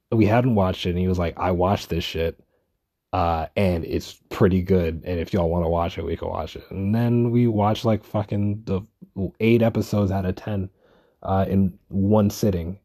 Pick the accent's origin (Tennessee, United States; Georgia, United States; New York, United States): New York, United States; New York City; I'm a New Yorker